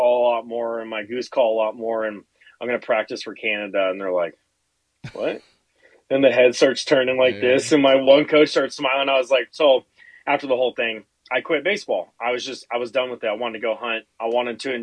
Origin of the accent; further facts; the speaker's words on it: Seattle, Washington, United States; now in Spokane, United States; I grew up over in Seattle, came over to Spokane